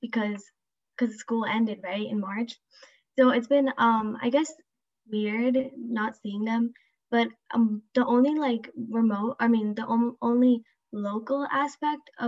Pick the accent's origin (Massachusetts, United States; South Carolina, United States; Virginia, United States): Massachusetts, United States; Marlborough; I'm 17, and I'm also from Marlboro